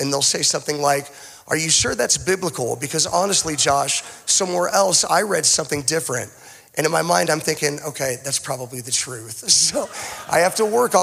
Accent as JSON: {"language": "English", "town": "Boise", "region": "Idaho", "country": "United States", "tie": "born or raised there", "also_born_or_lived": "Tulsa, Oklahoma", "said": "I consider myself to be a Boise native. I technically was not born in Boise. I was born in Tulsa, Oklahoma, but I don't claim Tulsa."}